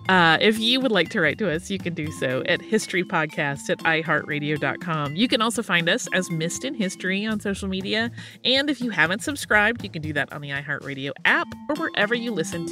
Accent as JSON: {"language": "English", "town": "Cedar Rapids", "region": "Iowa", "country": "United States", "said": "I am originally from Cedar Rapids, Iowa, which is one of, and perhaps the only, location Cap'n Crunch is made."}